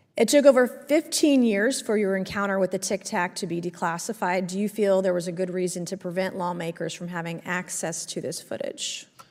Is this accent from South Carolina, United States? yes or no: yes; South Carolina, United States; my home state of South Carolina